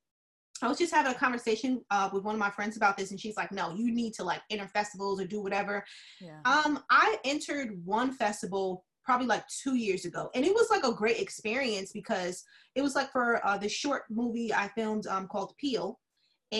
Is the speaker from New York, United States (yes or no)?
yes; Yonkers, New York, United States; accent: New York; now in Florida, United States; I'm from Yonkers